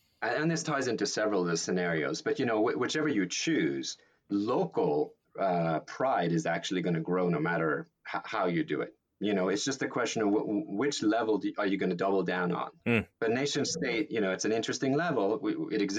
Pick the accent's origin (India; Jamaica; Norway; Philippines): Norway; now in United States; being Norwegian, but now possibly also being American